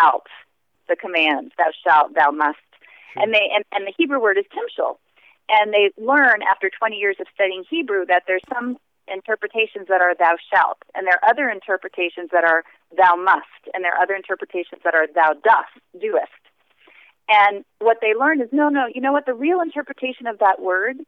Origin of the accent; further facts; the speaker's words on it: United States; as an American from a business context